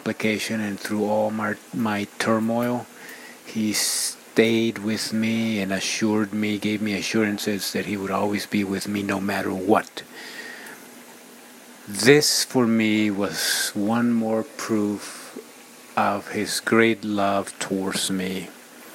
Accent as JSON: {"language": "English", "country": "Ecuador", "moved": "yes", "said": "my home country in Ecuador, South America"}